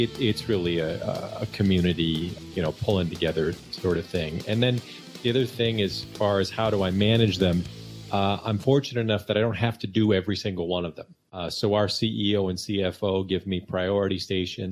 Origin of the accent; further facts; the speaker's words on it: Michigan, United States; I grew up in Michigan.